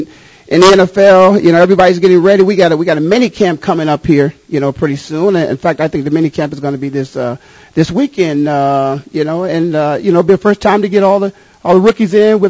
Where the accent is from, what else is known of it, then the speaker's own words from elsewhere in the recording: Canton, Ohio, United States; I grew up in Canton, Ohio